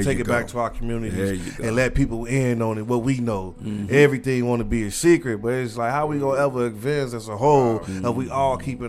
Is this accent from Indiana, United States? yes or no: yes; Gary, Indiana, United States; So, I talked about growing up in Gary.